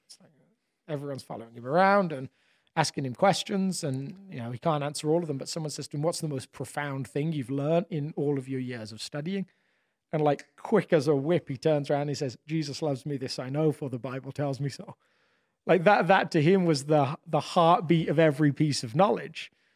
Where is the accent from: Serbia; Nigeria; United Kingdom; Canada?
United Kingdom; England; moved away; being a, an English person in a different country